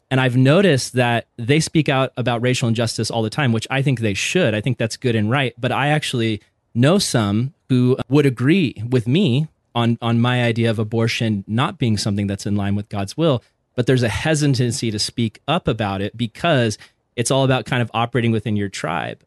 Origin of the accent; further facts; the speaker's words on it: Vista, California, United States; I grew up in Vista, California.